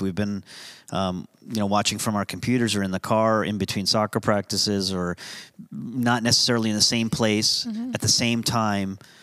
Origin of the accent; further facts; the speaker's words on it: United States; I'm American